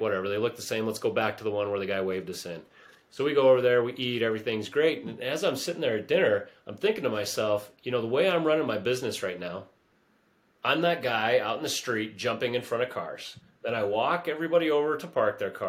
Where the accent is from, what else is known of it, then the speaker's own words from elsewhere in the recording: United States; I was born in the United States